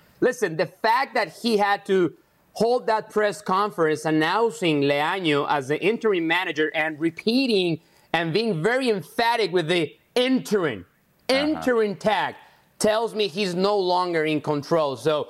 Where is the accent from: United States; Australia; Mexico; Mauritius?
Mexico; San Luis Potosí; the powerhouse Atlético de San Luis, my hometown team